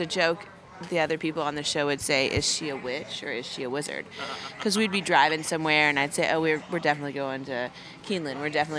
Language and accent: English; Paducah, Kentucky, United States; Yeah, I'm from Paducah. I was the only contestant this season from Kentucky that was on the show.